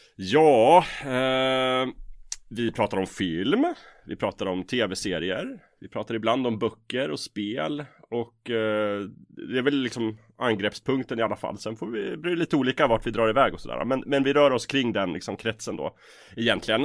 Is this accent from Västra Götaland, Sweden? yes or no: no; Östersund, Jämtland, Sweden; also born or lived in Umeå; now in Stockholm, Sweden; Jag är uppvuxen i Norrland, Östersund